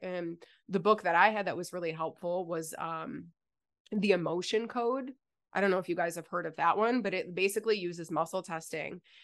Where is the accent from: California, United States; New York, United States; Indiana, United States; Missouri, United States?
New York, United States; Buffalo; moved away as an adult; also born or lived in Virginia; now in South Carolina, United States; We moved from Buffalo to Virginia for a year